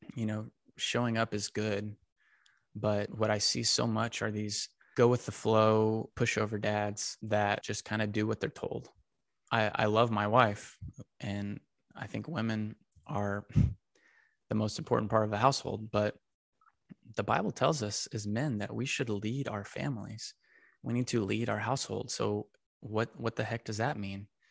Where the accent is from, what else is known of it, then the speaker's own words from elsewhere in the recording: Texas, United States; Got to play for the Texas Rangers, my hometown team